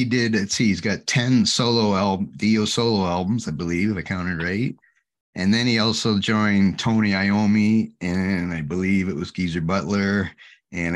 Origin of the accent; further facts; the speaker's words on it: Ontario, Canada; I'm from Ontario in Canada.